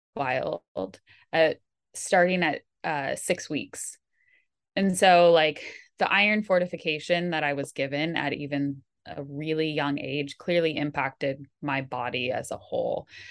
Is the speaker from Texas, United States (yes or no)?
no; Bay Area, California, United States; growing up in the Bay Area of California, where you're really fortunate to be surrounded by so many amazing institutions